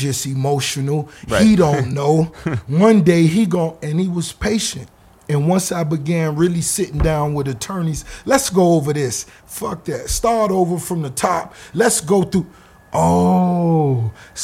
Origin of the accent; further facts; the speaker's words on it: the South, United States; I was from the South